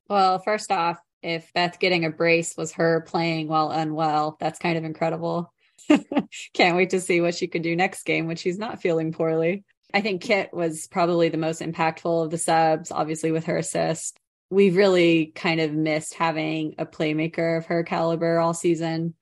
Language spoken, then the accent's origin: English; United States; as an American